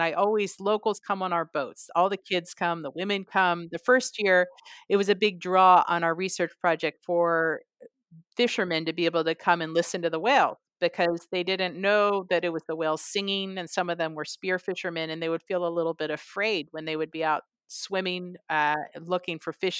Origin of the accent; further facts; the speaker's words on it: California, United States; because I came from the Bay Area and the West Coast and the U.S.